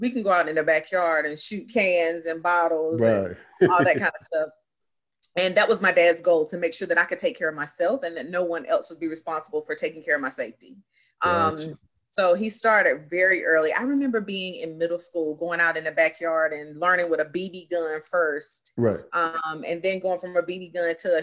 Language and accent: English; Greenville, North Carolina, United States; moved away as an adult; also born or lived in Durham, North Carolina; now in Raleigh, United States; born and raised Eastern North Carolina. All my life been in Eastern North Carolina.